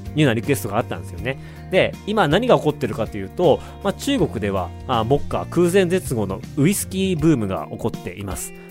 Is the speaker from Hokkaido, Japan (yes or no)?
yes; Otaru, Hokkaido, Japan; moved away; also born or lived in China; 僕の地元小樽で